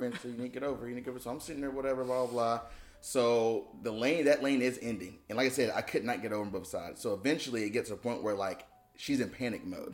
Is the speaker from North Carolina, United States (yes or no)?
yes; High Point, North Carolina, United States; also born or lived in Greensboro; I grew up in High Point